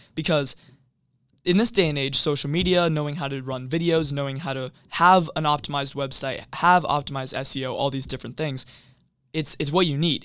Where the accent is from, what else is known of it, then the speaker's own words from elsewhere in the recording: Everett, Washington, United States; I grew up in Everett, Washington